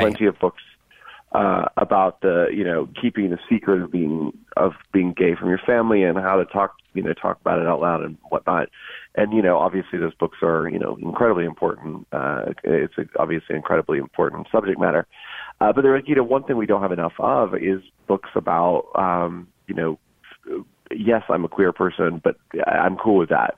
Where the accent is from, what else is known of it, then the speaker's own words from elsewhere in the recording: Georgia, United States; moved away; also born or lived in North Carolina; I'm from Georgia